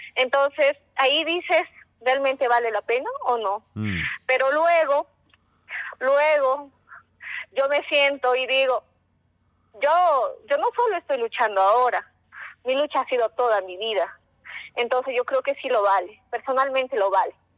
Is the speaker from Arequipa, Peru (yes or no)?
no; Cusco, Peru; Un saludo desde el Cusco.